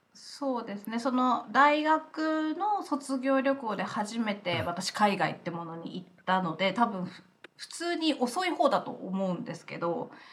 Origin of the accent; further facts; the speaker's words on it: Kofu, Yamanashi, Japan; moved away as an adult; also born or lived in Aomori / Australia; now in Los Angeles, United States; 山梨県甲府市出身で